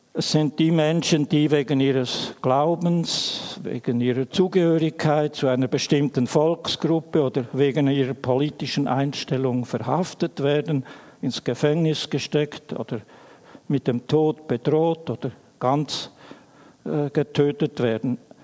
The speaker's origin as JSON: {"language": "German", "area": "Emmental", "region": "Bern", "country": "Switzerland", "tie": "born or raised there", "said": "Ich bin in einer Familie aufgewachsen im Emmental"}